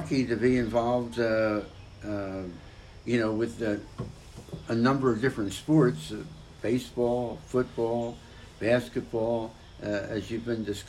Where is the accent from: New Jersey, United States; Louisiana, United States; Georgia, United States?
New Jersey, United States; Mount Ephraim; also born or lived in Philadelphia, Pennsylvania; I was born in Philadelphia, lived in Southwest Philadelphia for almost the first 8 years of my life, before my mom and dad and brother and sisters and I moved to Mount Ephraim, New Jersey. And so I lived in Mount Ephraim from 1954 through 1968